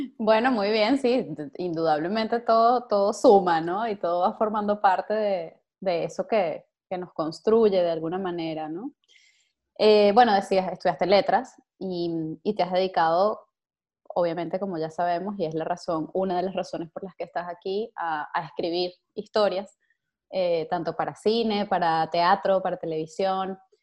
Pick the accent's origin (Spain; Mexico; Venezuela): Venezuela; moved away; tantos venezolanos que estamos por allí regados